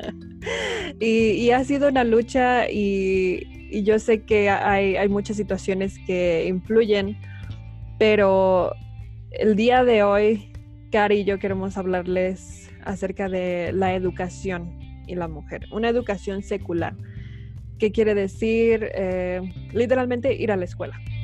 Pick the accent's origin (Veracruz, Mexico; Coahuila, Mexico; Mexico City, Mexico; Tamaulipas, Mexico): Mexico City, Mexico; moved away; yo soy de la Ciudad de México, ya, habíamos dicho esto, y obviamente viví toda mi vida, más de, dos décadas ahí